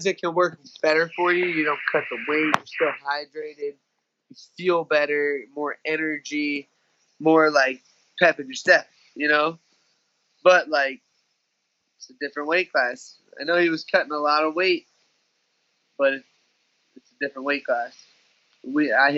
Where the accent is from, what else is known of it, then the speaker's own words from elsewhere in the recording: Tampa, Florida, United States; it's hometown.